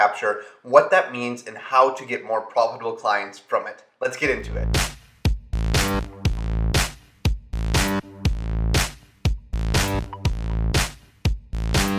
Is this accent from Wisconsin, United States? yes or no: yes; Green Bay, Wisconsin, United States; I grew up in Green Bay